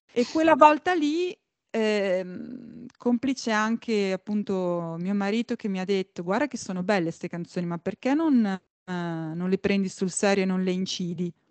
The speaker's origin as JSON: {"language": "Italian", "country": "Italy", "said": "che è anche stato il mio ritorno in Italia, quindi un trasloco un, indietro in qualche modo nella mia terra di origine"}